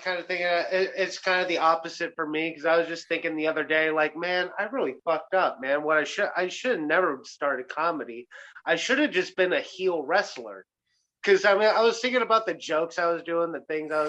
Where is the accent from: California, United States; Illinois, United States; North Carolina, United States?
Illinois, United States; Mason City; I grew up in Mason City.